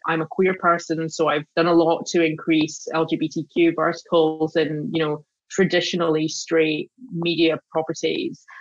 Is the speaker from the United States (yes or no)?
no; Glasgow, Scotland, United Kingdom; moved away as an adult; I grew up in Glasgow